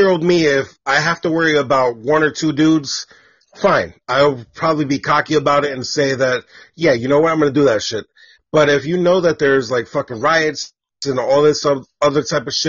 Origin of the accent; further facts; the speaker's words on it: Elizabeth, New Jersey, United States; also born or lived in New York; I was born in New York and shit, but I was raised in Jersey